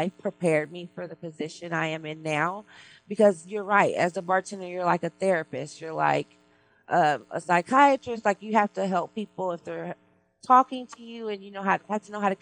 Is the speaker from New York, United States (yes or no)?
no; Texas, United States; moved away as an adult; now in Los Angeles, United States; I'm from Texas, and I'm from a little bitty town, so I was the bartender of the town